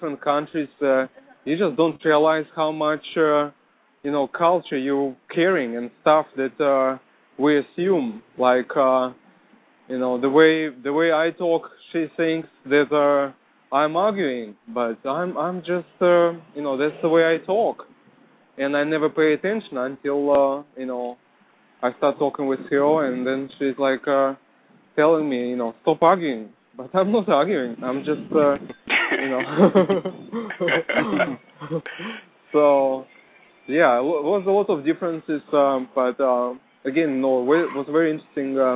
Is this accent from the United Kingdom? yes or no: no; Russia; now in United States; I'm from Russia